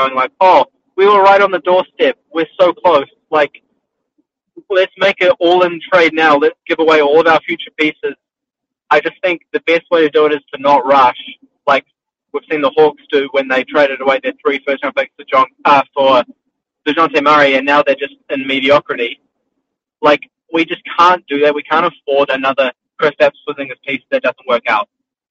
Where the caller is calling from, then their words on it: New Zealand; New Zealand.